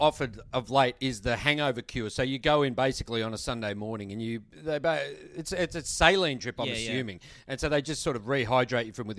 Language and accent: English; Australia; I'm an Aussie